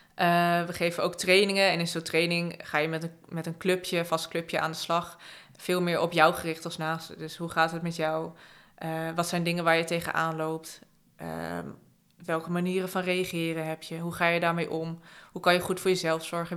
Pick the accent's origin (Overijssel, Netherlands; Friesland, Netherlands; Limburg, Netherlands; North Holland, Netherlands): Friesland, Netherlands; moved away as an adult; also born or lived in Utrecht; Ik ben dus opgegroeid in Friesland. Ik ben op een gegeven moment gaan studeren. Toen ben ik naar Utrecht verhuisd